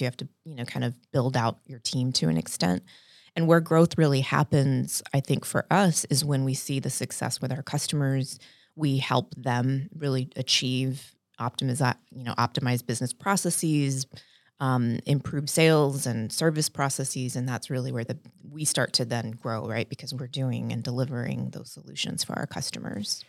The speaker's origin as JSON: {"language": "English", "town": "San Antonio", "region": "Texas", "country": "United States", "tie": "born or raised there", "also_born_or_lived": "Dallas, Texas", "moved": "as an adult", "lives_now": "Honolulu, United States", "said": "I grew up in South Texas in San Antonio"}